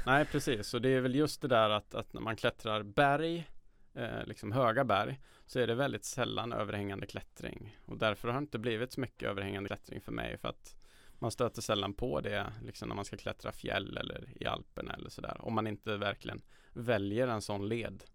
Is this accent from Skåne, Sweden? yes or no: no; Karlstad, Värmland, Sweden; moved away as an adult; now in Stockholm, Sweden; de gamla områdena som Norrstrand där jag växte upp